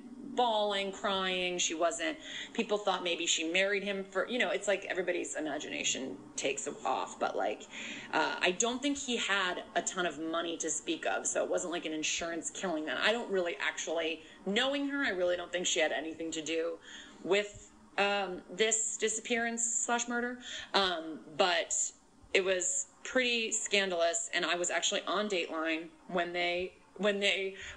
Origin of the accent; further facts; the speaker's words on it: Connecticut, United States; I did go to college an hour and 15 minutes from my hometown, in Connecticut